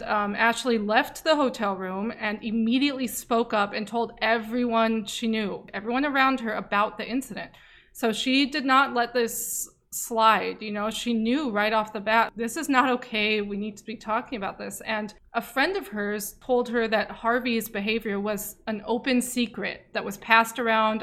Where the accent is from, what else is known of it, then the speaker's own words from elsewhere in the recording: Saudi Arabia; now in United States; I'm Saudi and a lesbian